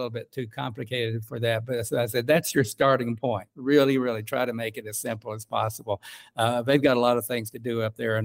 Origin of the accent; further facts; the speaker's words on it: Coalwood, West Virginia, United States; moved away; when I was a boy growing up in Colwood